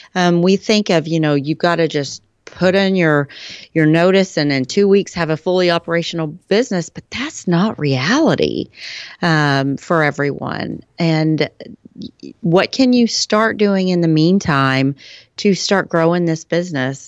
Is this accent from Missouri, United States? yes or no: no; Texas, United States; I am from Texas.